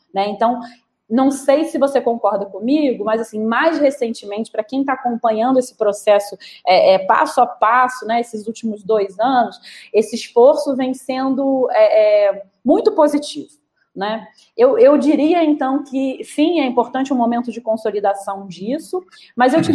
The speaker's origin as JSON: {"language": "Portuguese", "country": "Brazil", "said": "como brasileiro"}